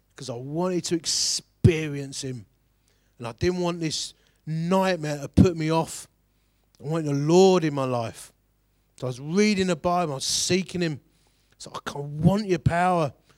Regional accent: Romford, London, United Kingdom; I'm from Romford

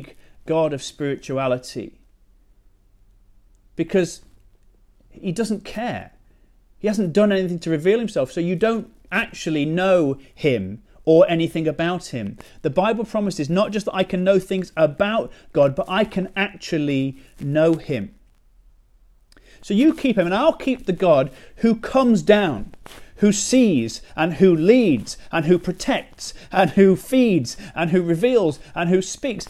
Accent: United Kingdom; now in Chesterfield, United Kingdom; we're British

